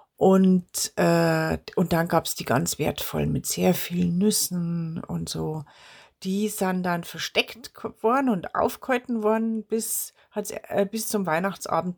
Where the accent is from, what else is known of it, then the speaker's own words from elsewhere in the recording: Bavaria, Germany; als Bayerin und als bayerische Volkskundlerin